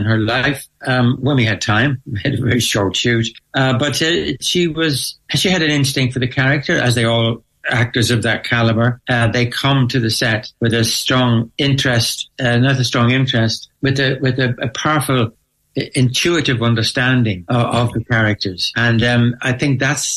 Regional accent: Ireland; growing up in Ireland.

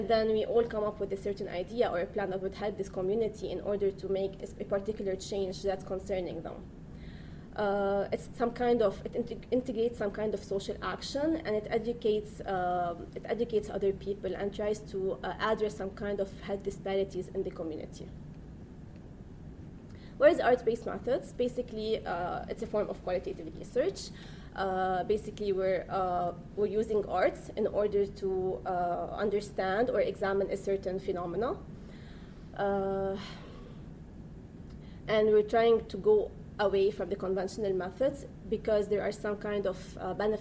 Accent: Lebanon; moved away; I'm from Lebanon

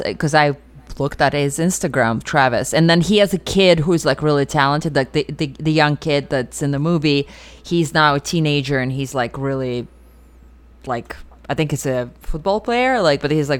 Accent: Russia; moved away; I grew up in Russia.

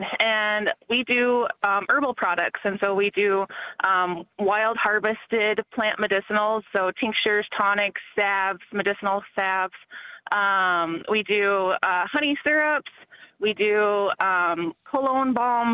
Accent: Milks Camp, South Dakota, United States; moved away; also born or lived in Mankato, Minnesota; I come from Milk's Camp, South Dakota, which is like 6 hours away

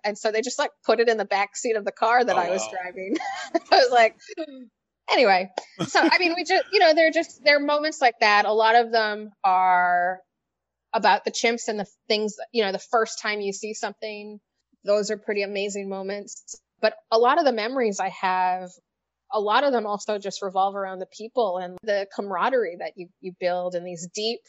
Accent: Canada; moved away; I'm Canadian

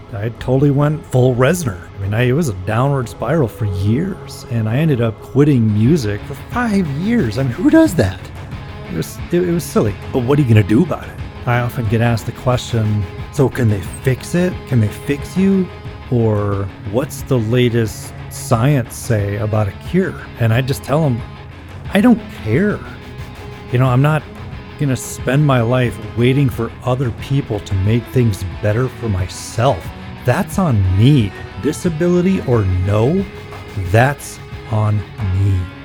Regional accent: Minneapolis, Minnesota, United States; I am a composer from Minneapolis, Minnesota.

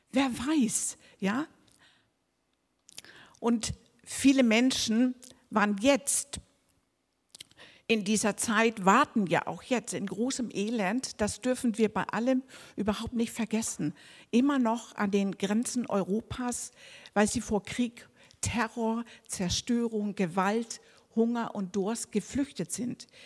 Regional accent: Denmark; also ich bin Dänin, ne?

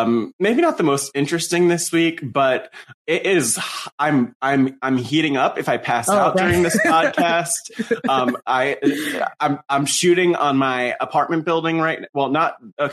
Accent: New Jersey, United States; growing up in the North Jersey wrestling scene in the mid to early 2000s

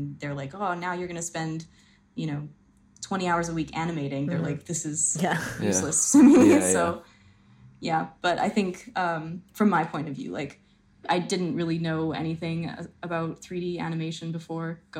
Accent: Edmonton, Alberta, Canada; moved away as an adult; also born or lived in Toronto; I was from Edmonton and then moved to Toronto

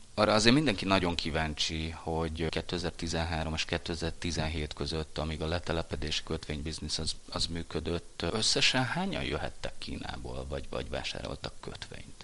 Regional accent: Hungary; Magyarként ez nagyon-nagyon furcsa hangzik.

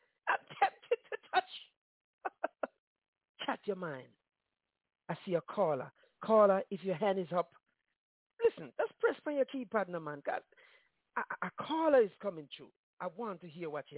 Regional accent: Jamaica; I'm from Jamaica

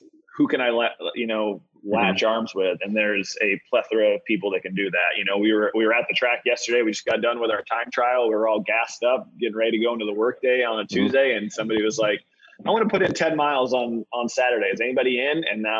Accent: east of Syracuse, upstate New York, United States; moved away as an adult; also born or lived in South Carolina / New Orleans / Minneapolis; now in Charlotte, United States; Originally from upstate New York, east of Syracuse, small little town, played a couple sports in high school. Never really considered myself a quote unquote runner, but was, in all the different sports, enjoyed that. Moved to South Carolina after high school and went to Coastal Carolina University

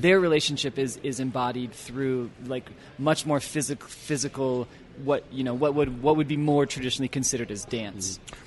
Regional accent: Annapolis, Maryland, United States; moved away as an adult; also born or lived in Washington, D.C. area; now in Utah, United States; we settled in Maryland by the time I was five, and I lived my whole childhood in Maryland, in Annapolis

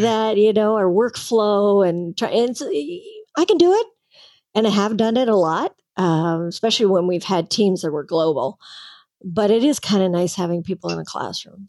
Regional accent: Canada; I'm a Canadian

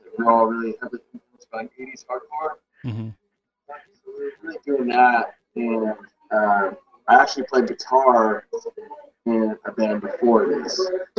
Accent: Santa Rosa, California, United States; We're from Santa Rosa, California, which is like about an hour or so north of Oakland, San Francisco.

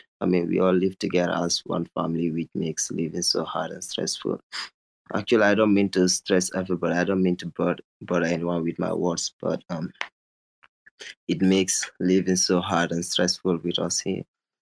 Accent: Brikama, West Coast Region, Gambia; from the Gambia, the smiling coast of West Africa. I am a high school graduate. I attended Sifo Senior Secondary School. I live in a town called Brikama with my mom, dad, and five of my little siblings.

